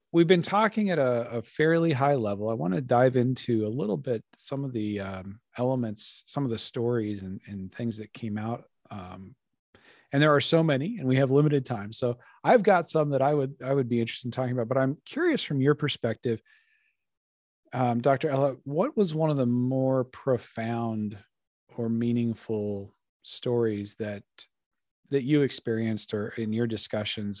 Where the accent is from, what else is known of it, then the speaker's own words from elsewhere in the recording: Colorado, United States; now in Laurel, Maryland, United States; I'm from Colorado originally